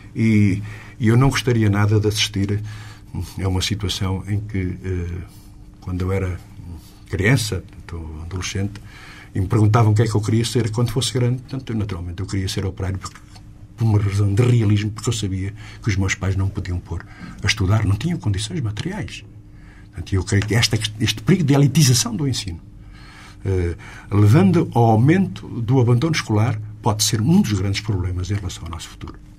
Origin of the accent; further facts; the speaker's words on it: Lisbon industrial belt, Portugal; aqui na Sintonia Digital de Lisboa, de onde eu sou